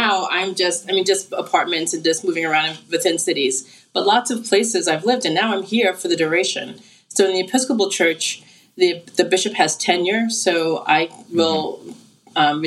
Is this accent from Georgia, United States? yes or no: no; New York City, New York, United States; moved away as an adult; also born or lived in Berkeley, California; now in Indianapolis, United States; I'm a native of Brooklyn and Staten Island and Manhattan